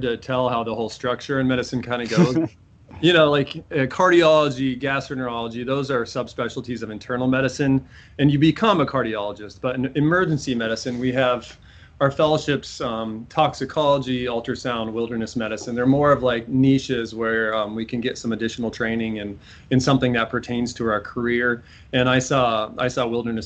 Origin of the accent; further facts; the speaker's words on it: Iowa, Minnesota, Midwest, United States; moved away as an adult; also born or lived in Omaha, Nebraska / Springfield, Massachusetts; now in New Hampshire, United States; I'm a Midwest transplant overall. I grew up in Iowa, Minnesota. I was born on the north shores of Minnesota